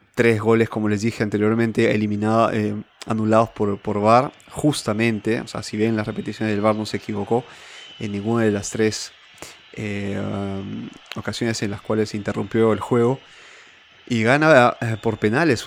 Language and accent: Spanish; Peru; now in Milan, Italy; en el país andino al cual pertenezco con mucho orgullo